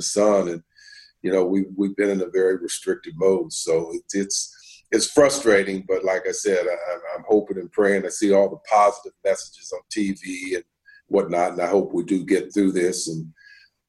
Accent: Bay Area, California, United States; moved away; I'm from the Bay Area

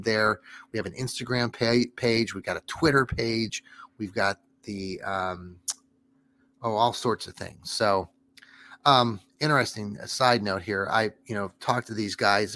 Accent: Wooster, Ohio, United States; I'm from Worcester

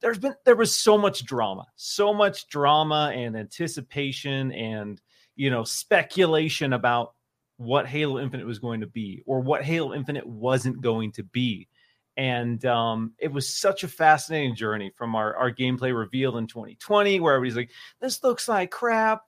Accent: Pacific Northwest, United States; I'm from the Pacific Northwest

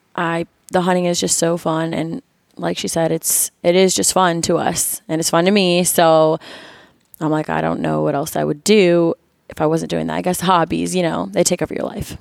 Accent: Florida, United States; moved away as an adult; now in Missouri, United States; I'm originally from Florida

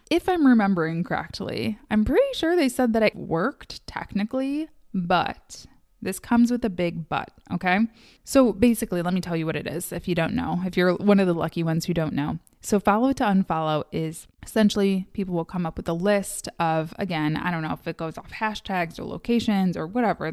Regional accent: Midwest, United States; I am from the Midwest.

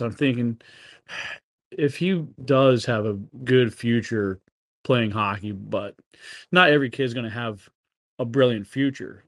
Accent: East Longmeadow, Massachusetts, United States; moved away; also born or lived in Springfield, Massachusetts; I was brought up in Western Mass for sixteen years, and I grew up playing street hockey with neighbors

